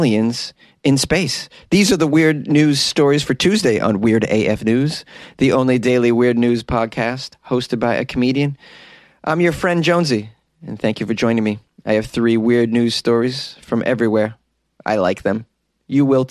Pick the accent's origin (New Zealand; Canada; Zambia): Canada; I'm Canadian.